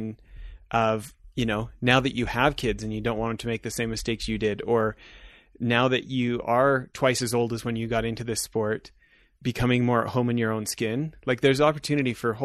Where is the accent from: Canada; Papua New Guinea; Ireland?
Canada; also born or lived in Southern California; now in Park City, United States; I'm halfway between where I grew up in Canada and where we lived in Southern California for years